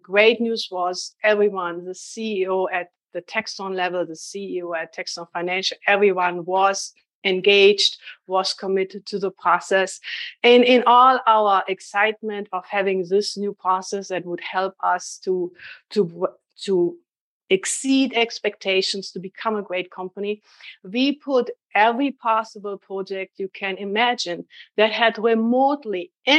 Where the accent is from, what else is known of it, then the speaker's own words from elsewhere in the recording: Boston, Massachusetts, United States; accent: Boston; I'm trying to tell people this is a Boston accent, but nobody believes me.